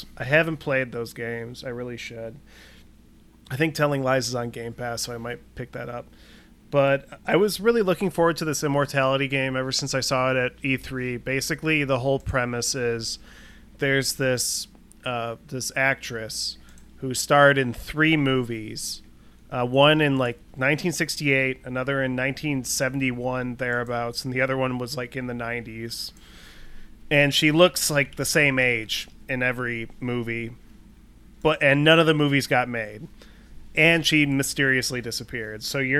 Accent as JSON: {"language": "English", "town": "Northbrook", "region": "Illinois", "country": "United States", "tie": "born or raised there", "said": "I live in Northbrook, Illinois, or I grew up in Northbrook, Illinois, and that's where John Hughes is from."}